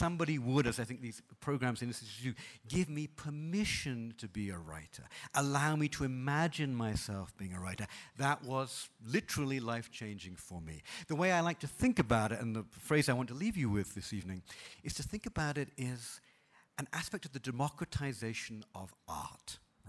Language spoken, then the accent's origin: English; United Kingdom; moved away; I'm originally from Britain